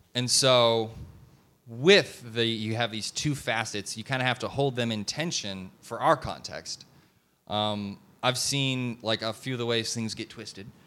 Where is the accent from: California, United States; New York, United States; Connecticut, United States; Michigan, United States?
Michigan, United States; Detroit; moved away as an adult; also born or lived in Kansas City; now in Dallas-Fort Worth, United States; I grew up in Detroit, and then I went to school in Kansas City. Now I live here.